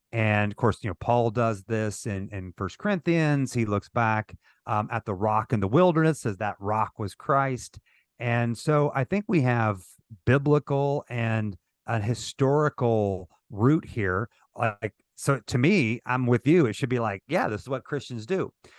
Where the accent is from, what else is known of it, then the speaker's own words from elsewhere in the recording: St. Joseph, Missouri, United States; moved away as an adult; also born or lived in South Georgia; I was baptized at a Southern Baptist church here in my hometown of Saint Joseph, Missouri